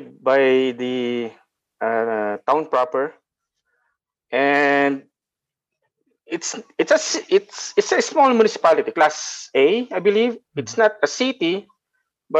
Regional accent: Santa Rosa, Central Luzon, Philippines; moved away as an adult; also born or lived in Bulacan; now in Calgary, Canada; I am originally from Nueva Ecija, Santa Rosa, Nueva Ecija, Philippines.

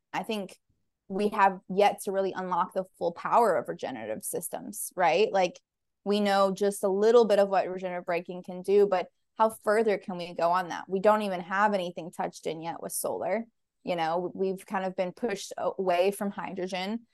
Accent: Nashville, Tennessee, United States; also born or lived in Panama; I'm from Nashville, born and raised

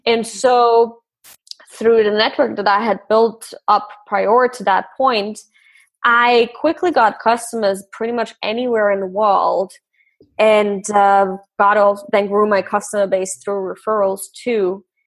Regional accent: Austria; I grew up in Austria

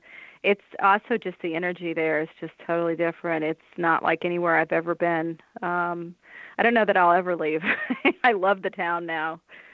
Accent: Massachusetts, United States; now in Indiana, United States; I come from Massachusetts, where there were a lot of opportunities for people who are interested in the paranormal to experience it firsthand. And I haven't found that much in Indiana since I've been back.

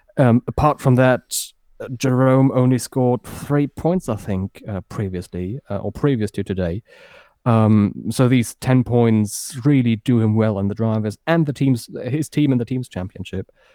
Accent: Berlin, Germany; moved away as an adult; also born or lived in Frankfurt area, Germany; now in near Frankfurt, Germany; I grew up near Tempelhof. I went to, to school in the very same district

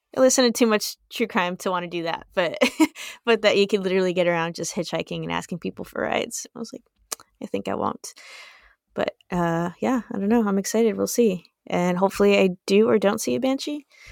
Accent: United States; we're American

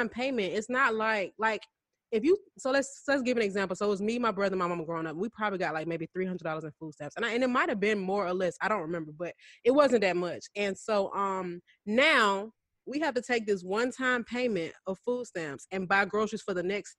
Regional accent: Atlanta area, Georgia, United States; the closest one to where I grew up is in Sandy Springs

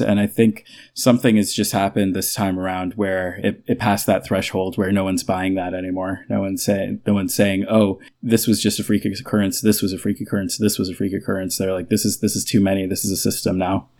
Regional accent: United States; moved away as an adult; now in Denmark; The United States

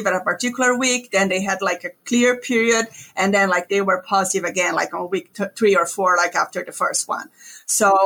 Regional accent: Brazil; moved away as an adult; also born or lived in Ontario, Canada; now in North Carolina, United States; I'm originally from Brazil, where I got my DVM.

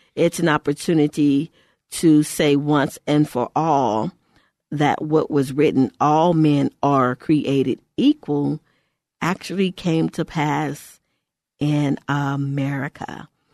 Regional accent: Texas, United States; in our state, because I'm from Texas

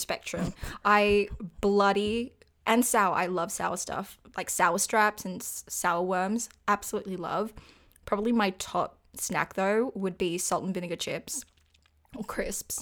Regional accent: Australia; I'm actually Australian and live on the east coast of Australia

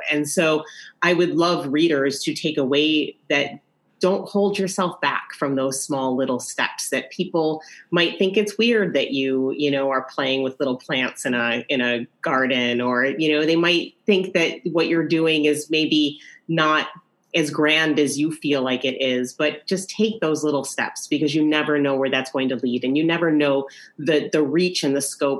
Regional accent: New York, United States; To me, that is what the spirit of being a New Yorker is all about, is these shared experiences with people that you don't even know.

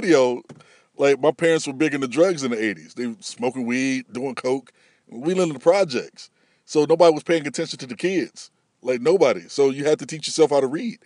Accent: Peoria, Illinois, United States; moved away as an adult; now in California, United States; I'm originally from Peoria, Illinois, which is, of course, the birthplace of Richard Pryor and me

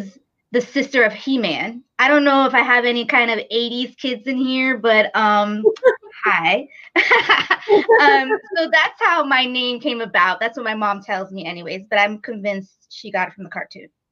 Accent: New York, United States; moved away as an adult; now in Raleigh, United States; I'm actually originally from New York and moved here about seven years ago to Raleigh, North Carolina

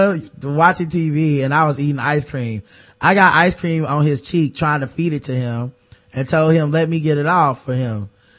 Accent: Louisiana, United States; We're both from Louisiana, so I knew just how to run my game and get him where I want him.

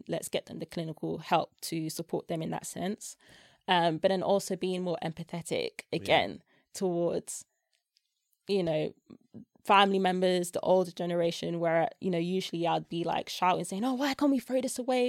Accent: Nigeria; like I said, I'm Nigerian.

